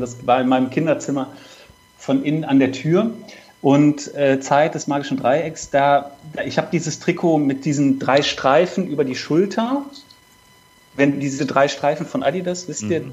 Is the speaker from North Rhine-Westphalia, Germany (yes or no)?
yes; Cologne, North Rhine-Westphalia, Germany; als gebürtiger Kölner